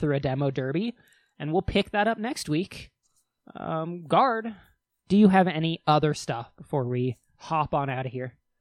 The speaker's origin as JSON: {"language": "English", "region": "Wyoming", "country": "United States", "said": "we are both from Wyoming"}